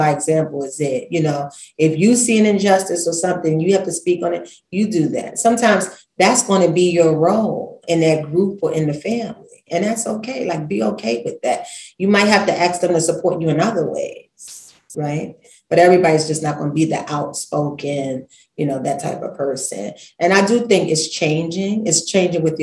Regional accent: New York City, New York, United States; I'm from Brooklyn, real colorful.

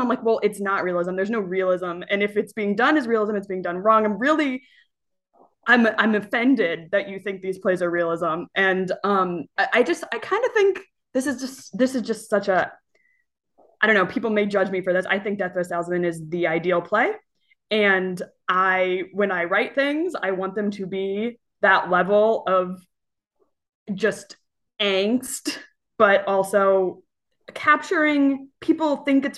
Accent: Cincinnati, Ohio, United States; I'm from Cincinnati, Ohio, and I was part of a something called the Groundlings, the Cincinnati Shakespeare Company

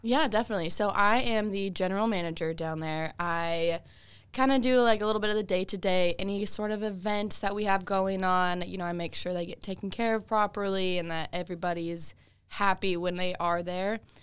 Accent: Washington, United States; moved away as an adult; also born or lived in Brunswick, Georgia; now in Augusta, United States; I'm actually from Washington State originally

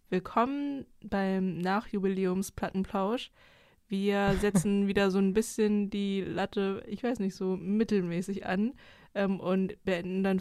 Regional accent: East Germany, Germany; ich komme aus Ostdeutschland

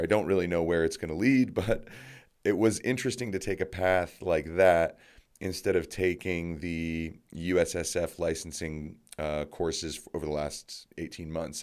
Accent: Colorado, United States; I'm from Colorado.

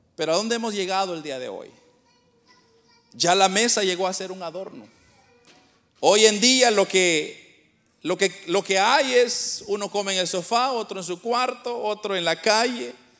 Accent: Guatemala; moved away; nosotros somos de Guatemala, pero nosotros venimos de un lugar bien pobre, de, una aldea nosotros venimos

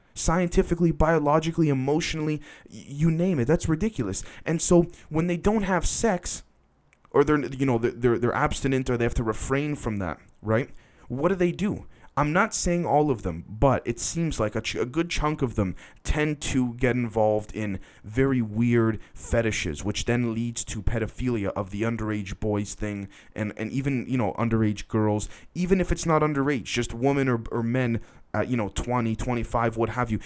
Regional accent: Canada; I'm Canadian

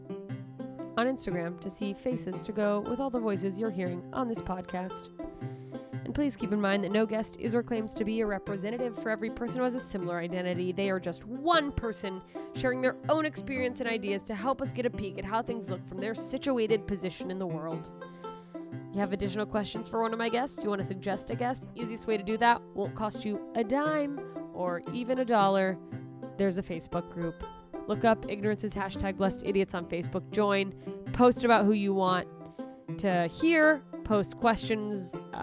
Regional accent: Anchorage, Alaska, United States; moved away; the theater in my hometown in Alaska

